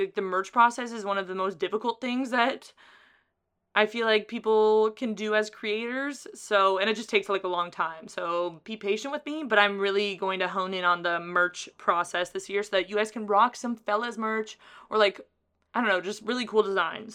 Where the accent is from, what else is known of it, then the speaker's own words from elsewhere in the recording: Carlsbad, California, United States; It's in my hometown